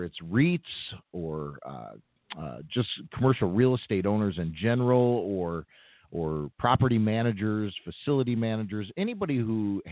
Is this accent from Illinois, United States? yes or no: yes; Chicago, Illinois, United States; I've lived here pretty much my entire life